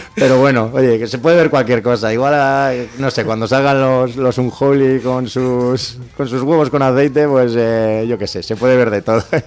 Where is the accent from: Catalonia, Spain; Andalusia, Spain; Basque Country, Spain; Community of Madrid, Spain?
Basque Country, Spain; Durango; yo soy de Hermoa